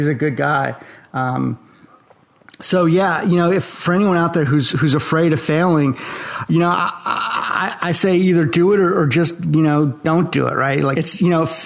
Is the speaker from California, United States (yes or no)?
yes; Los Angeles, California, United States; also born or lived in Eastern Europe / Gainesville, Florida; now in Jacksonville, United States; I was born in Eastern Europe. My family escaped the Iron Curtain when I was a baby. I was raised in Los Angeles